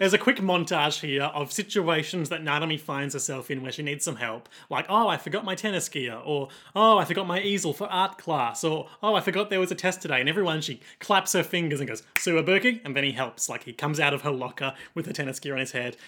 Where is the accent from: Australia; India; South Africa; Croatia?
Australia; accent: rough Australian; my rough Australian accent